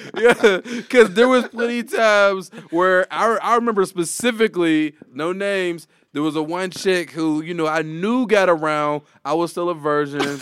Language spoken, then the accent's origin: English; Homewood, United States; I grew up in Homewood, like, I'm in the hood